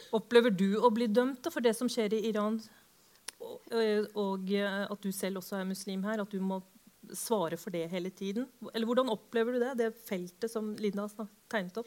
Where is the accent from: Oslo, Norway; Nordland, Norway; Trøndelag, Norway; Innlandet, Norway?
Oslo, Norway; jeg vokste opp på Holmlia